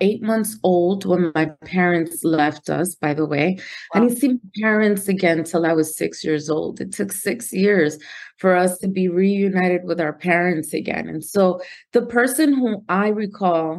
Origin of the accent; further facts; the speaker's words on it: Newark, New Jersey, United States; also born or lived in Dominican Republic; I was raised in Newark, New Jersey, proud of coming from Newark, New Jersey